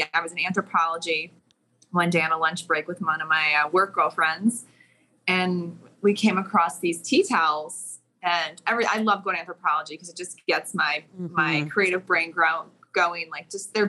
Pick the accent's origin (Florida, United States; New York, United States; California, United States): New York, United States; outside of New York City, United States; moved away as an adult; now in Costa Rica; And I was living in New York City at the time. I grew up outside of New York City. So I was living and working in New York City.